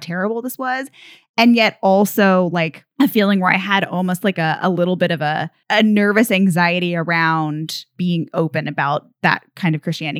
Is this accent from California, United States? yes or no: no; Texas, United States; I grew up in, um, in Texas, as I mentioned, and I grew up Presbyterian